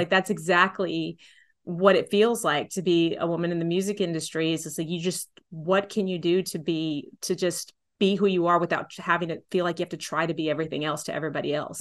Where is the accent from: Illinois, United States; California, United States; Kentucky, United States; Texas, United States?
Texas, United States; San Antonio; I grew up in San Antonio